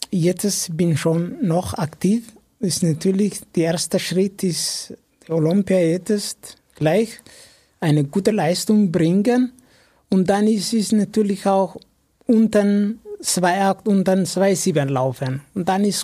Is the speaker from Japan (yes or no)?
no; Ethiopia; German is a second language; Ja, bei uns in Äthiopien, zum Beispiel in meinem Dorf, das ist normal das ist ein normaler Job.